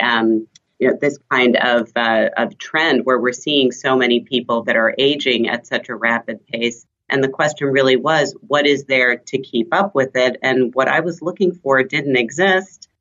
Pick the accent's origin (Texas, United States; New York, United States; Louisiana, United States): New York, United States; the suburbs of New York City, United States; first language German; English is a second language; also born or lived in Switzerland; German's my first language. Was raised in the suburbs of New York City.